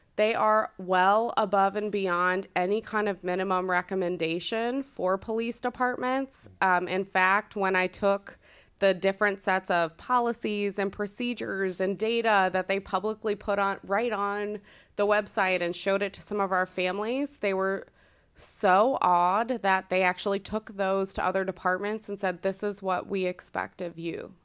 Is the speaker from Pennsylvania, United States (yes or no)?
no; Northern Virginia, United States; moved away as an adult; now in Hilliard, United States; I grew up in the Northern Virginia area